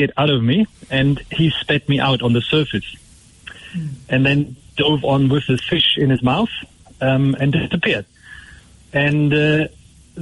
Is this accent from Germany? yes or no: yes; Germany; now in Port Elizabeth, South Africa; I'm from Germany originally, so I actually grew up far away from the sea.